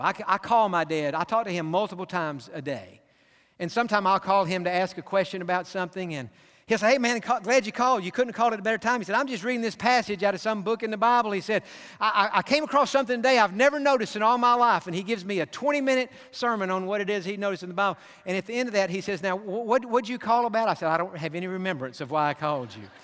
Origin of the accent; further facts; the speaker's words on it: Pasadena, California, United States; I grew up in Pasadena.